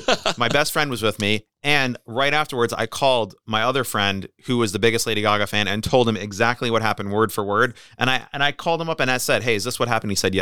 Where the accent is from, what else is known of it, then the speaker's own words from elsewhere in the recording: New Jersey, United States; I'm from New Jersey.